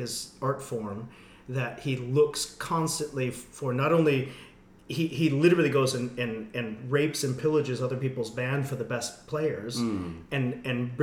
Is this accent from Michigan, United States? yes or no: yes; West Michigan, United States; I'm from West Michigan, and it was all white people and all Christian, and I had an amazing music department in my public school